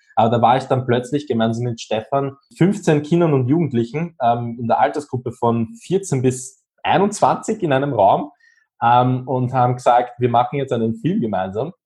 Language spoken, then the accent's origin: German; Austria; Ich bin 24 und komme aus Österreich.